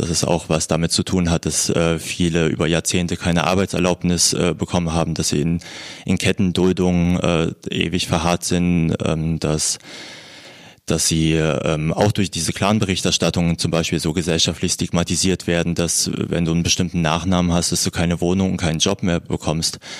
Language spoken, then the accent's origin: German; Thuringia, Germany; now in Berlin, Germany; ich bin in Thüringen aufgewachsen